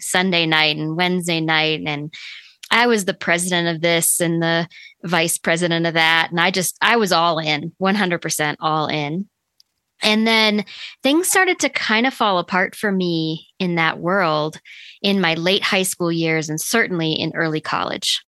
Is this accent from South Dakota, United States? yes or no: yes; Sioux Falls, South Dakota, United States; when I was growing up, we lived in Sioux Falls, South Dakota